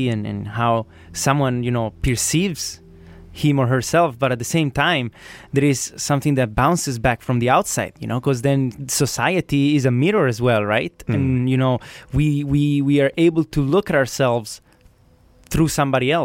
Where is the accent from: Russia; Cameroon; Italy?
Italy; I'm from Italy